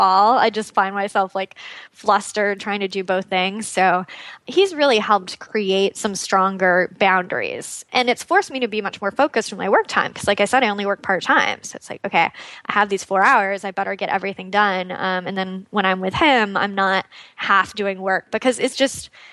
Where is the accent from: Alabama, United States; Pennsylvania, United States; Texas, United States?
Texas, United States; Austin; moved away as an adult; also born or lived in California; We actually just moved back to my hometown of Austin a few months ago